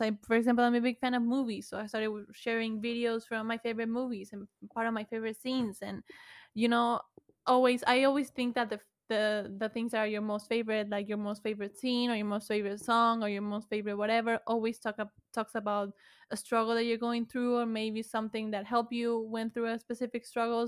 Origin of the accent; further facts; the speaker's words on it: Buenos Aires, Argentina; first language Spanish; English is a second language; I was from Buenos Aires, Argentina